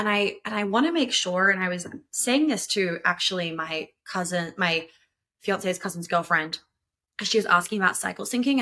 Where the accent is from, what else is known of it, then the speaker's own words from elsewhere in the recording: New York, United States; moved away; I grew up in New York